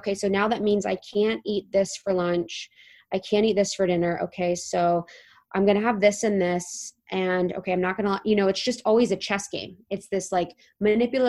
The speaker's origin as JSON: {"language": "English", "region": "Ohio", "country": "United States", "moved": "yes", "said": "I was from Ohio"}